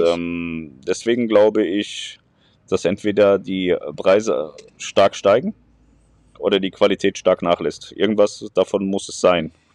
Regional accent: near Darmstadt, Hesse, Germany; ich bin in der Nähe von Darmstadt aufgewachsen

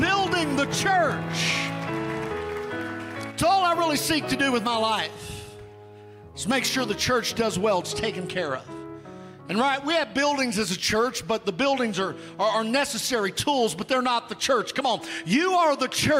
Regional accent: United States; I'm an American

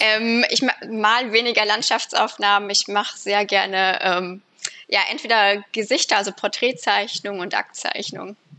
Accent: Fulda, Hesse, Germany; moved away as an adult; also born or lived in Baden-Württemberg / Düsseldorf; now in United States; ursprünglich komme ich aus Fulda in Hessen

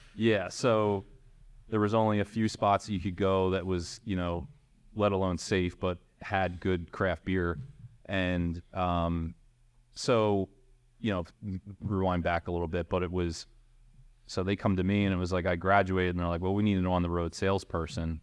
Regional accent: Philadelphia, Pennsylvania, United States; I grew up in the Northeast in Fox Chase

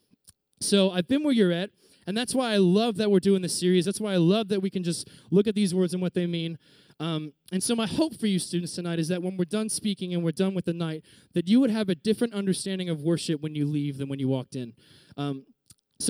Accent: Reading, Pennsylvania, United States; moved away as an adult; also born or lived in Virginia; I'm from Reading, Pennsylvania, which is kind of like a sub-city area of Philadelphia

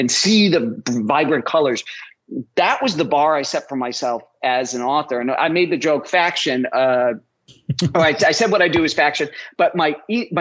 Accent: Chicago, Illinois, United States; I grew up in Chicago

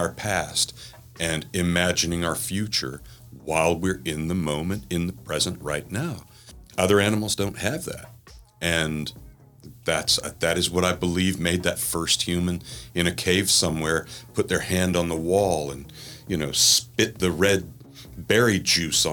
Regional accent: southern Mississippi, United States; I was raised in the South, in southern Mississippi, as far south in Mississippi as you can get without being in the Gulf of Mexico

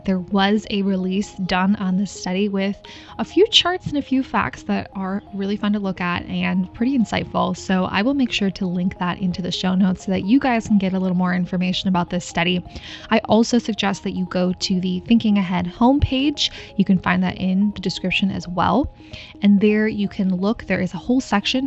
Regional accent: Minnesota, United States; moved away; I grew up in Minnesota

